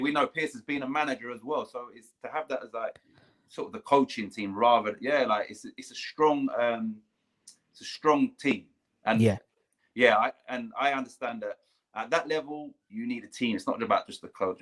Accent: London, United Kingdom; I grew up on Putney Vale State, which is where Wimbledon used to train.

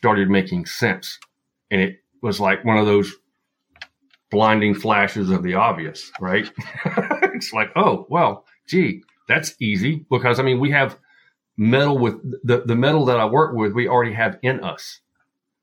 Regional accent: Appalachia, western North Carolina, United States; also born or lived in Utah; I am in the foothills of North Carolina, and I grew up western North Carolina, deep Appalachia. So my accent may kind of wander here a bit

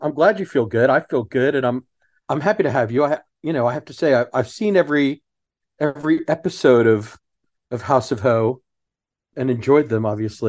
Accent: Houston, Texas, United States; I grew up in Houston.

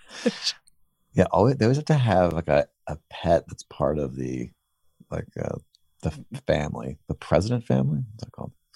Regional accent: Weston, Connecticut, United States; I grew up in Weston

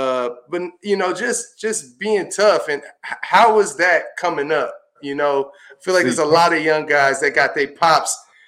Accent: Southern California, United States; also born or lived in Sacramento; being from Southern California and spending some time in Sacramento

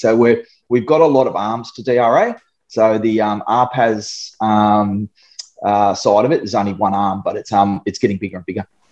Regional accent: Darwin, Northern Territory, Australia; moved away as an adult; also born or lived in Sydney; I grew up in Darwin

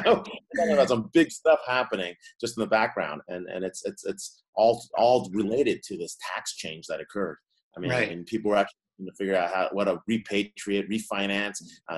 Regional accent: Allentown, Pennsylvania, United States; also born or lived in Philadelphia; I grew up in Allentown, Pennsylvania

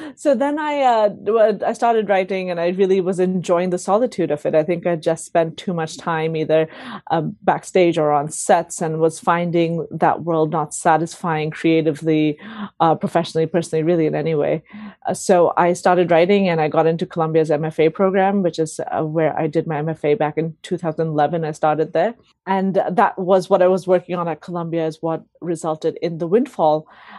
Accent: Delhi, India; born there; also born or lived in Sweden; So I was born in Delhi, and then I sort of grew up traveling around, went to several different schools, ended up spending sort of 3 months a year for a few years in Sweden

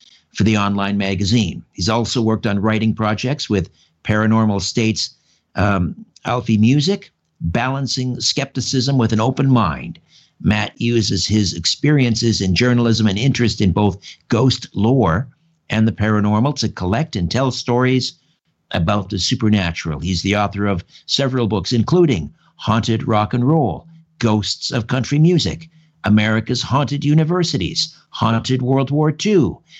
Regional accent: Brantford, Ontario, Canada; now in Thornhill, Canada; I grew up in Brantford, just a couple miles from the old TH&B Railroad

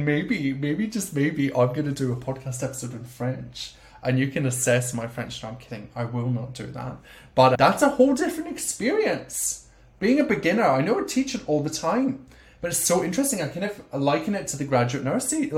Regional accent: Scotland, United Kingdom; accent: Scottish; my Scottish accent

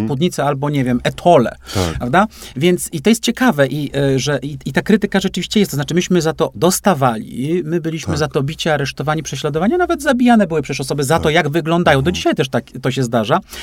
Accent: Poland; also born or lived in Łódź; żyjący tu, gdzie, gdzie żyję i tu się urodziłem, w takim kraju

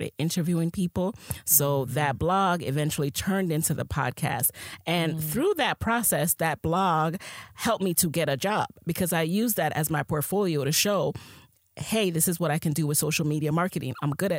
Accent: Jamaica; I am a Jamaican queen who is a side hustler by nature.

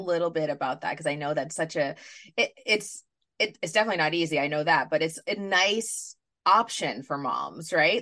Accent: New York City, New York, United States; I grew up in New York City

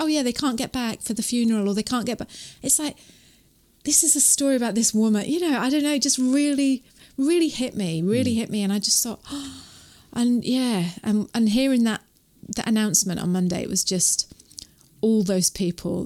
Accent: England, United Kingdom; moved away as an adult; now in New Zealand; I was born in England.

